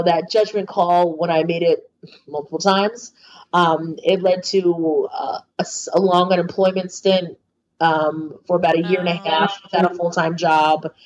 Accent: United States; also born or lived in New York City; as an American woman

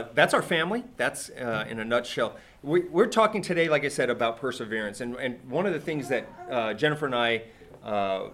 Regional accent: California, United States; born or raised there; moved away

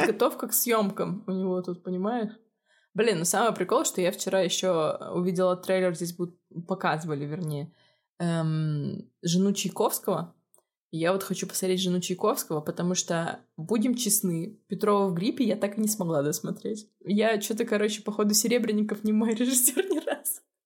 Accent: Murmansk, Murmansk Oblast, Russia; now in Armenia; Они спрашивают, откуда ты? Я говорю, Мурманск

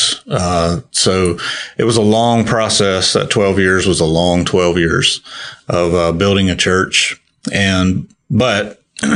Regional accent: Perry, Florida, United States; we're from Perry, Florida, born and raised. And we've been there pretty much our whole lives except for college

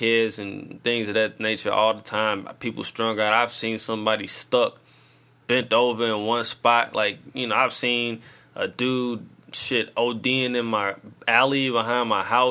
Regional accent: St. Louis, Missouri, United States; I'm coming from St. Louis

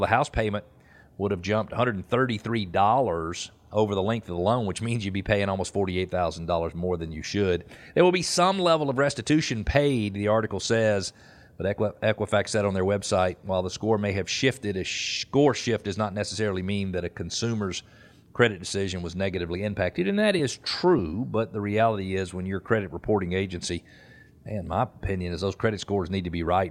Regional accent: Peachtree Corners, Georgia, United States; I grew up in Peachtree Corner, Corners

